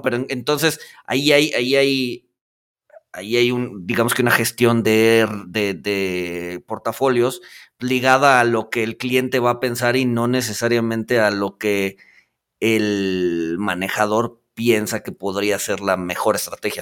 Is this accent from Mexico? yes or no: yes; Mexico; como mexicanos